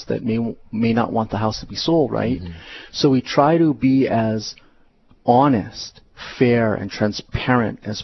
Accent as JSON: {"language": "English", "town": "Honolulu", "region": "Hawaii", "country": "United States", "tie": "born or raised there", "said": "I was born and raised in Honolulu"}